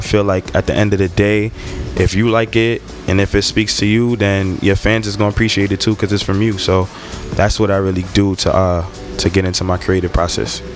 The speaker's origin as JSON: {"language": "English", "town": "New York City", "region": "New York", "country": "United States", "tie": "born or raised there", "said": "I'm from Brooklyn, New York, Flatbush to be exact."}